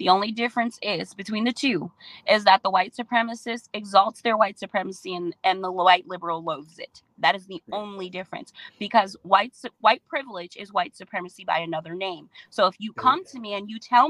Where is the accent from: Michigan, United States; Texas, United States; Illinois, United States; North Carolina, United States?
Michigan, United States; Detroit; I'm from Detroit.